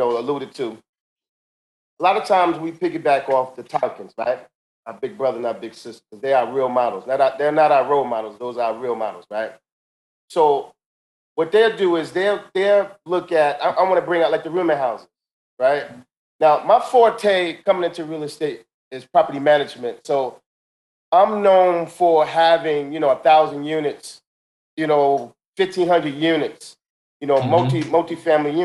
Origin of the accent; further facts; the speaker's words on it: Paterson, New Jersey, United States; my hometown in Patterson.